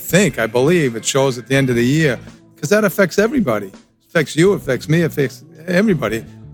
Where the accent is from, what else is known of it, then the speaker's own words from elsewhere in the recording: Massachusetts, United States; From Massachusetts.